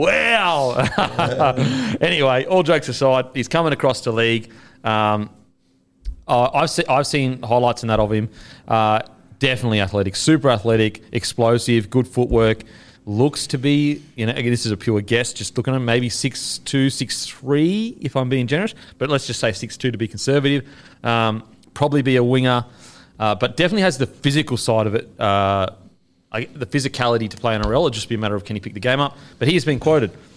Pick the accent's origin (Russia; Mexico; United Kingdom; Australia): Australia; as an Australian